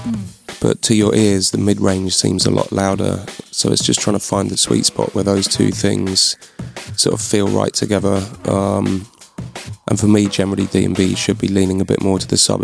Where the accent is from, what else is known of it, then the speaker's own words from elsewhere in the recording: London, United Kingdom; moved away as an adult; now in Bristol, United Kingdom; I am from London, but I've been up here about 10 years now